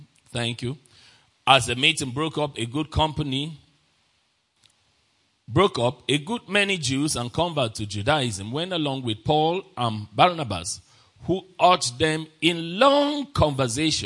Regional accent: Nigeria; I'm a Nigerian

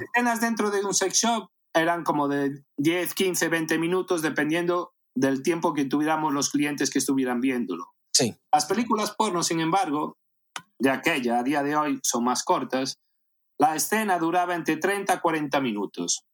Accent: A Coruña, Galicia, Spain; born or raised there; moved away as an adult; also born or lived in Caracas, Venezuela / Las Palmas de Gran Canaria

